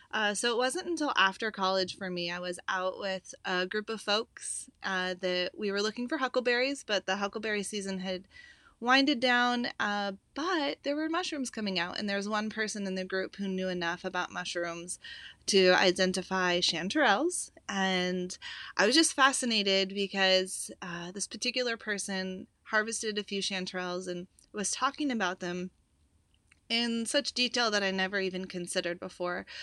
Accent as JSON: {"language": "English", "region": "Pacific Northwest", "country": "United States", "tie": "born or raised there", "said": "I grew up in the Pacific Northwest, hiking, hunting, backpacking"}